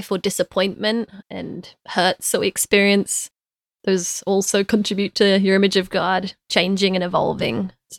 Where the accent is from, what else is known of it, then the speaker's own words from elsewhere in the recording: London, United Kingdom; now in United States; I am from London. Yeah, my parents think I've lost my accent a little bit, but from being in the States, but I think I'm still holding on to it.